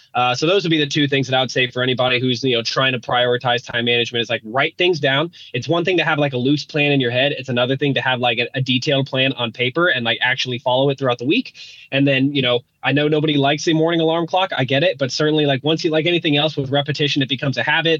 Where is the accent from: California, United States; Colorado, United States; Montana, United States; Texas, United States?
Colorado, United States; Denver; my my district school growing up in Denver